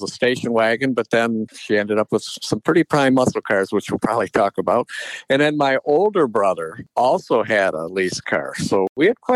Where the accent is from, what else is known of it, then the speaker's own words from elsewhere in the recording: Detroit, Michigan, United States; I grew up in a car family. I'm from the Detroit area